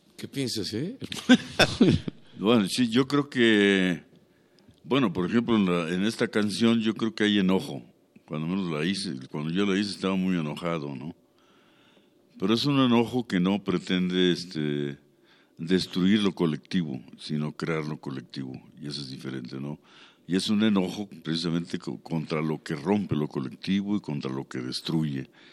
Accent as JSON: {"language": "Spanish", "region": "Mexico City", "country": "Mexico", "tie": "born or raised there", "said": "la Ciudad de México, por ejemplo, donde yo nací y fui desarrollándome, era muy hermoso"}